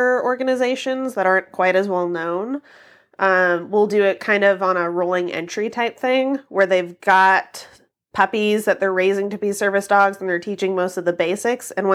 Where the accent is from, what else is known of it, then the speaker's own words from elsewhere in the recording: Kentucky, United States; I grew up in Kentucky